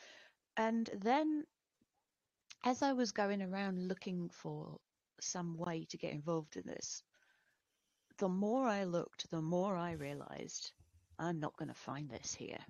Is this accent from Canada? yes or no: no; United Kingdom; moved away; also born or lived in Lincoln; I grew up near London